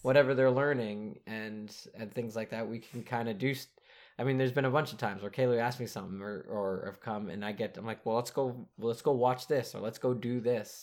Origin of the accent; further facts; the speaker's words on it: United States; we're American